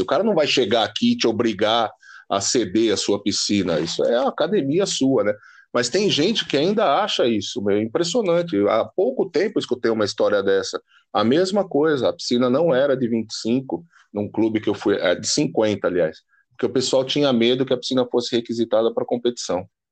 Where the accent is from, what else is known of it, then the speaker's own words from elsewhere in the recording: ABC Paulista, São Paulo, Brazil; Eu sou do ABC